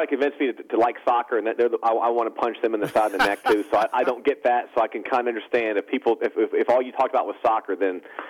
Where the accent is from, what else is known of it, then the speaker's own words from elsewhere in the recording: New Jersey, United States; growing up in New Jersey